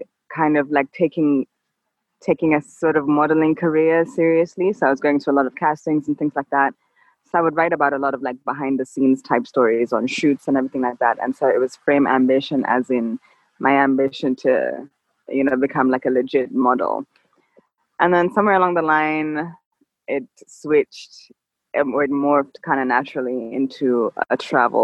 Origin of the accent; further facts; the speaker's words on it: Nairobi, Kenya; Born and raised in Nairobi, Kenya, but currently I'm sort of semi-stranded in Jinja, Uganda.